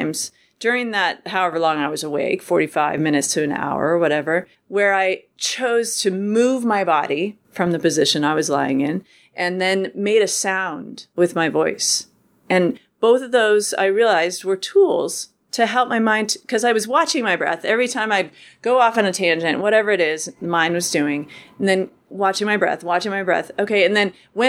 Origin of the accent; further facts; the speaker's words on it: Lakewood, Colorado, United States; also born or lived in Boulder, Colorado; now in Oregon, United States; I was born in Boulder, raised in Lakewood.